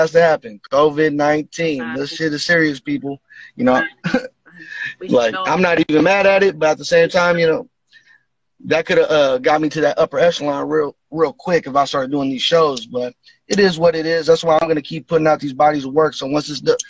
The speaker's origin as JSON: {"language": "English", "town": "Vallejo", "region": "California", "country": "United States", "tie": "born or raised there", "said": "I'm from Central Vallejo, Millersville, California"}